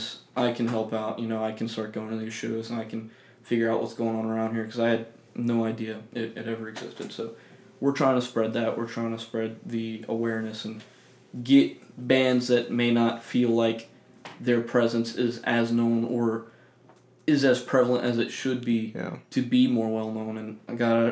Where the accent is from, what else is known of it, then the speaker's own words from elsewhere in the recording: Slidell, Louisiana, United States; moved away; We grew up in the Slidell area around there.